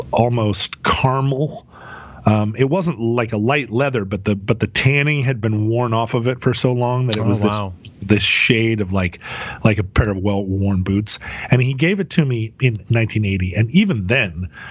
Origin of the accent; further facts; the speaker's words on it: the West, United States; growing up in the West